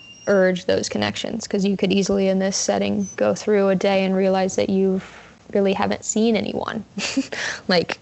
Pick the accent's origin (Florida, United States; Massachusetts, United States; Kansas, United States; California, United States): Kansas, United States; I am from Kansas, just outside of Kansas City. in little suburban area there.